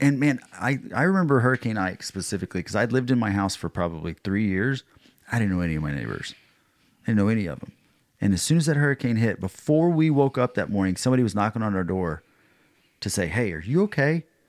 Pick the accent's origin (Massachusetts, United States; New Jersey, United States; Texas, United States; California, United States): Texas, United States; I'm from Texas